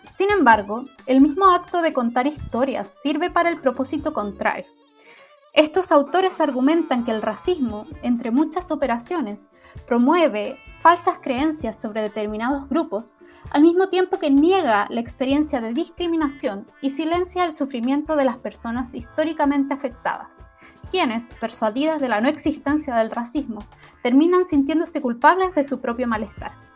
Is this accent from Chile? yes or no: yes; Chile; La historia del país de donde vengo, Chile